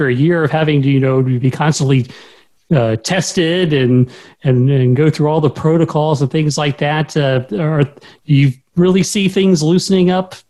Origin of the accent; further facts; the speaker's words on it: Orlando, Florida, United States; I was born and raised in Orlando.